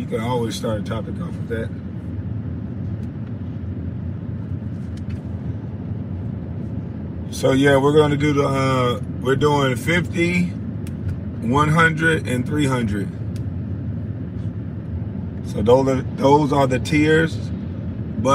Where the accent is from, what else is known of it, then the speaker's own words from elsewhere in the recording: Brunswick, United States; we are from Brunswick